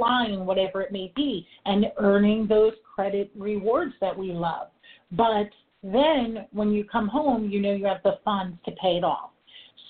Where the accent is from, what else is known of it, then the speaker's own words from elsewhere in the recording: New York, United States; I am a New Yorker, I talk fast